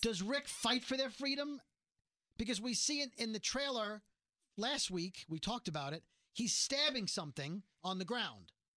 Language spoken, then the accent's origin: English; New York City, New York, United States; I'm from Brooklyn.